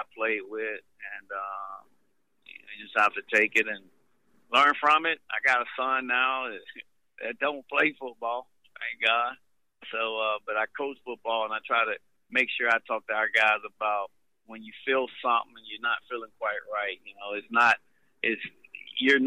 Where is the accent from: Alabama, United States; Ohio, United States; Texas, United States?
Alabama, United States; Montgomery; I grew up in Montgomery, Alabama, and no shame to my neighborhood.